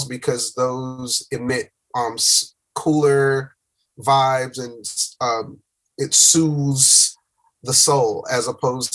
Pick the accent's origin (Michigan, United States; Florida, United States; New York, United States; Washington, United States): Florida, United States; Miami; moved away as an adult; now in Atlanta, United States; Miami. Born and raised in Miami, Florida.